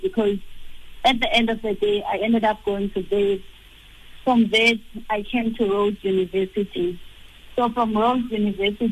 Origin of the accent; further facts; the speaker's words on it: Umzimkhulu, KwaZulu-Natal, South Africa; moved away; I was born in Mzimkolo, in KZN. I grew up at Mzimkolo, the rural areas